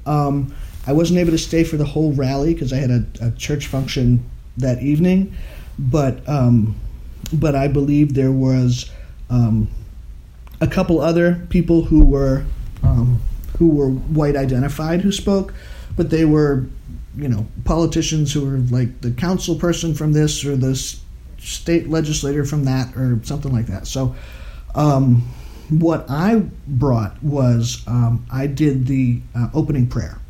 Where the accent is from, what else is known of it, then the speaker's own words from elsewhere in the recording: Maine, United States; moved away as an adult; also born or lived in Massachusetts; now in Galloway, United States; I grew up in Maine.